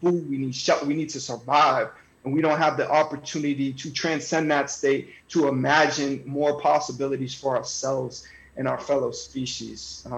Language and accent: English; North Andover, Massachusetts, United States; because, you know, I was from North Andover, not feeling like I belonged there.